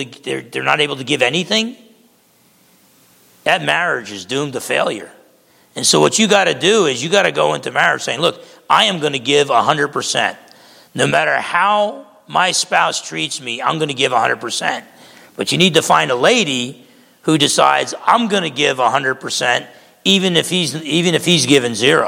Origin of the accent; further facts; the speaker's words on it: Essex County, New Jersey, United States; moved away; I grew up back in Essex County, New Jersey.